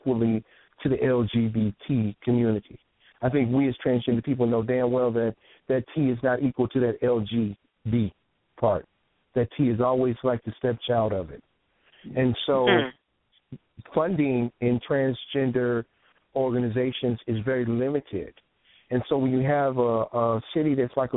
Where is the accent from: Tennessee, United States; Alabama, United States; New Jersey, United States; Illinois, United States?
Illinois, United States; Chicago; also born or lived in San Francisco; now in California, United States; I'm from Chicago. I came up in private schools